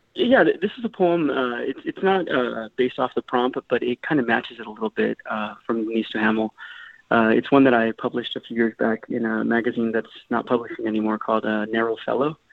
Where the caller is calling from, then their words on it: Mesa, Arizona, United States; I'm calling from uh, Mesa, Arizona